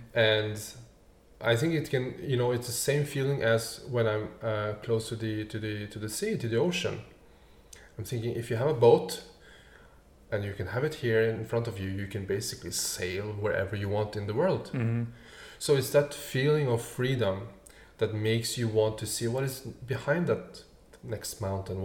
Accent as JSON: {"language": "English", "country": "Norway", "tie": "born or raised there", "moved": "as an adult", "said": "I grew up just outside Oslo, the capital."}